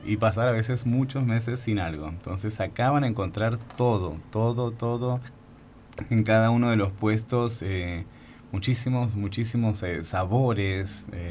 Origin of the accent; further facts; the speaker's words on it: Argentina; also born or lived in Colombia; yo soy el Colombo argentino